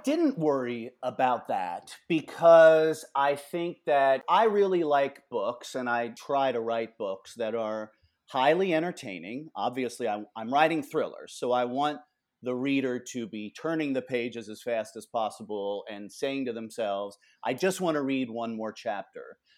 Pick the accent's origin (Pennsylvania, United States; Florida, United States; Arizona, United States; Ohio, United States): Ohio, United States; Cincinnati; now in Bowling Green, United States; I grew up in Cincinnati, so not terribly far away